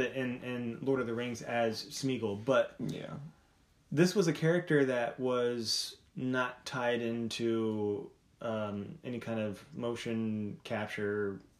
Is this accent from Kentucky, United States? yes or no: no; Colorado Springs, Colorado, United States; I was born in Colorado Springs, by the way.